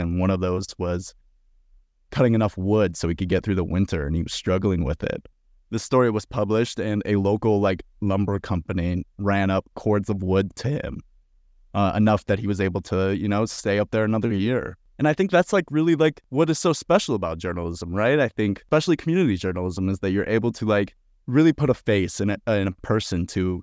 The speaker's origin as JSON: {"language": "English", "region": "Montana", "country": "United States", "moved": "yes", "lives_now": "Jackson, United States", "said": "I'm from Montana."}